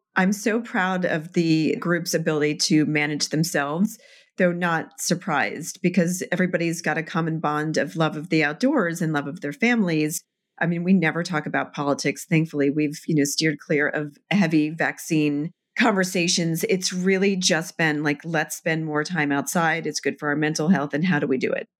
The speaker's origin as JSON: {"language": "English", "town": "Annapolis", "region": "Maryland", "country": "United States", "tie": "born or raised there", "also_born_or_lived": "New York", "moved": "yes", "lives_now": "Vermont, United States", "said": "I grew up in Annapolis, Maryland"}